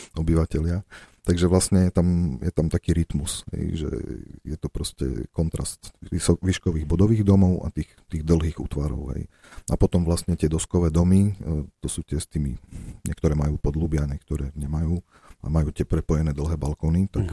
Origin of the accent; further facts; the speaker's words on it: Slovakia; za tými blokmi, ako je Kaufland, kde som vyrastal na Matici